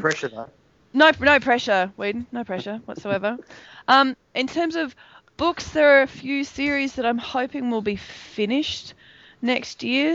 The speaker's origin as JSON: {"language": "English", "town": "Melbourne", "region": "Victoria", "country": "Australia", "tie": "born or raised there", "said": "Melbourne, my hometown"}